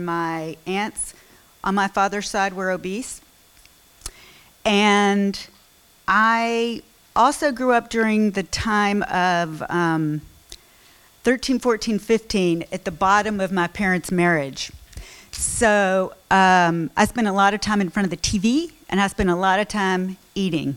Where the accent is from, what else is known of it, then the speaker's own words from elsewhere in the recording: Memphis, Tennessee, United States; I grew up in Memphis, another Southerner